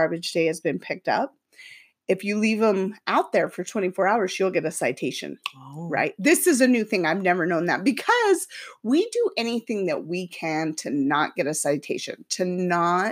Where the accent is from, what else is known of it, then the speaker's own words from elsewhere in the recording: Utah, United States; We were born and raised in Utah.